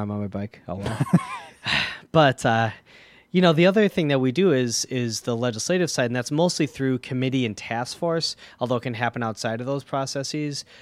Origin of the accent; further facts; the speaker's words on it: Milwaukee, Wisconsin, United States; I'm born and raised in Milwaukee